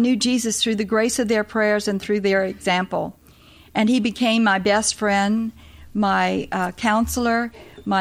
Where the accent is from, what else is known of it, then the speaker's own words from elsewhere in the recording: New Orleans, Louisiana, United States; moved away as an adult; I was born in New Orleans, way down yonder in New Orleans.